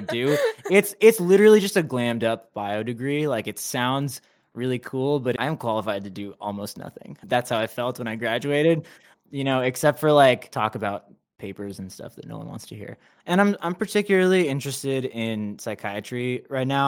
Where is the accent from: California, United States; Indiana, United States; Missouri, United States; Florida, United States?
California, United States; Anaheim; moved away as an adult; now in Los Angeles, United States; I was, you know, raised in Anaheim, Orange County, and then now